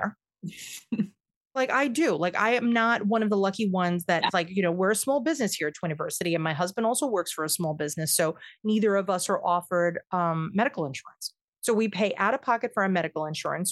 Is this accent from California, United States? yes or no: no; New York, United States; I am a New Yorker